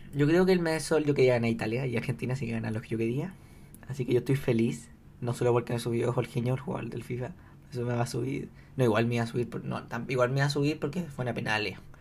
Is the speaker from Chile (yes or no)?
yes; Chile; yo soy chileno